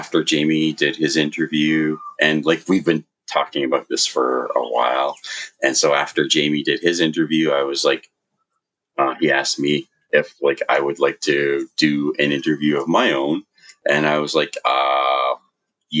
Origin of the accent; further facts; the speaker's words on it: Vancouver, British Columbia, Canada; moved away as an adult; I was born on the west coast of Canada, in Vancouver, BC. And it's a beautiful place. And I grew up in Vancouver and in a place called Vancouver Island.